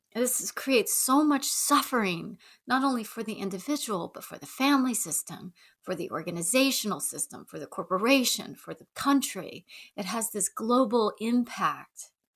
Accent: the South, United States; accent: Southern; moved away; I grew up in the South, so if I start to slide into a Southern accent

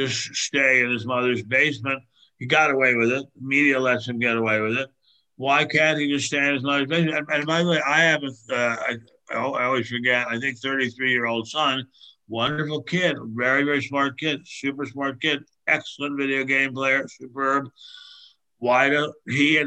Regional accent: Maryland, United States; I grew up in Maryland, spent a lot of time in Delaware.

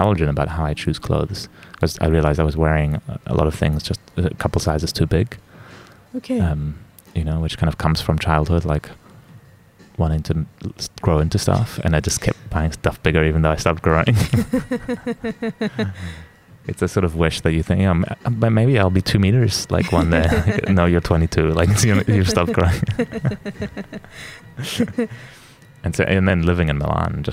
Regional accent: New Zealand; moved away; also born or lived in Switzerland / Italy; I grew up in New Zealand, and it's a little bit more conservative

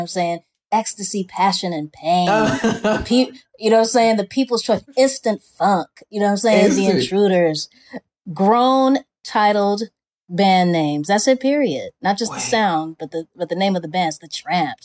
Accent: Los Angeles, California, United States; I grew up in South Central also, so I'm from here also.

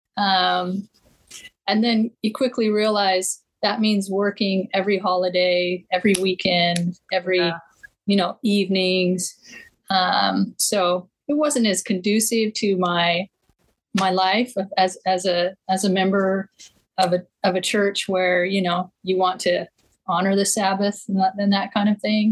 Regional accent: Eastern Washington, United States; moved away; Growing up in Eastern Washington, um, right where the Snake River meets the Columbia River

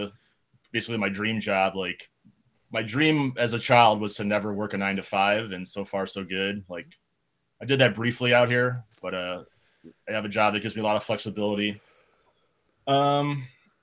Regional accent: Chicago, Illinois, United States; now in Los Angeles, United States; growing up in Chicago

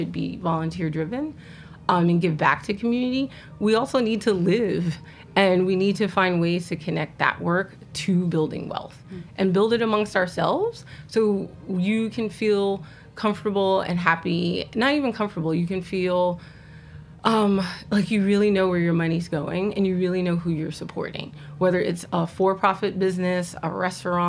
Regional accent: New York City, New York, United States; also born or lived in Richmond, Virginia / Harlem; I grew up in the Bronx. I was living in the Bronx. Shout out to Park Chester. shout out to Castle Hill. That's where I grew up

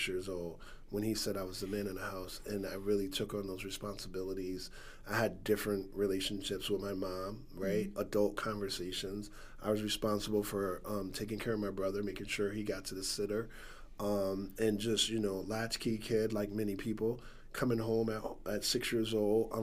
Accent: Stamford, Connecticut, United States; I'm from the West Side of Stanford. I grew up, born and raised there

